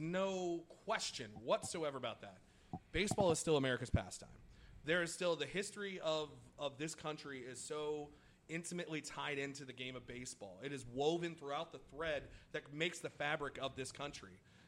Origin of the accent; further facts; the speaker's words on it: Midwest, United States; As a Midwesterner who spent summers in a farm in Oklahoma where we rotated, so it would be corn, it would be wheat, it would be soy.